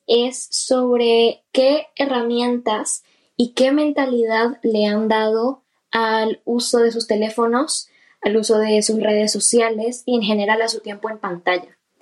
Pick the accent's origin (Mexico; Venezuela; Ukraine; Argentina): Venezuela; now in Spain; yo soy eh, venezolana